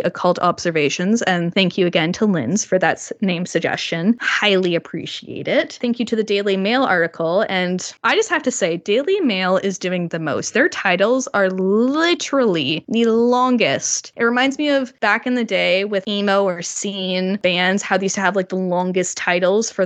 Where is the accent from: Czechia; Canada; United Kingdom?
Canada; I am Canadian